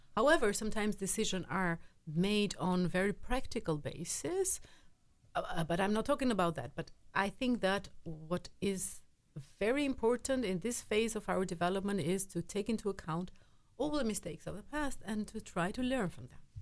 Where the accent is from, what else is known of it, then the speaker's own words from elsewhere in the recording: Albania; I am from Albania